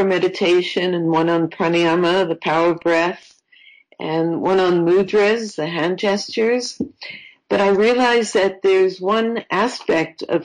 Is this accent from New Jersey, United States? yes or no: no; New York, United States; moved away; also born or lived in Florida